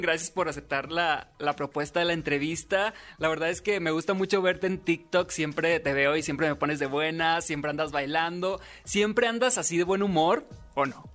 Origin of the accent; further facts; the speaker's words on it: Sinaloa, Mexico; yo soy de Sinaloa